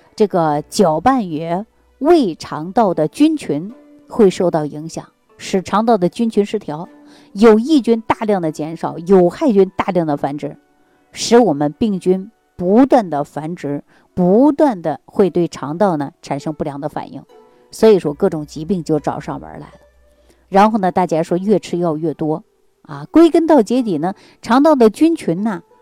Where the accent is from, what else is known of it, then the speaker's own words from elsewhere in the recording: Northeast China, China; 咱们中国人啊，特别是我们东北人